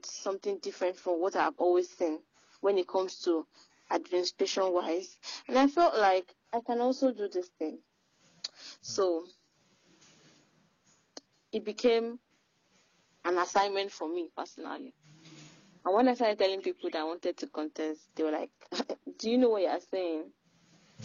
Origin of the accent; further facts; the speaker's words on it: Ibadan, Oyo, Nigeria; I am from Oyo State, Ibadan, Nigeria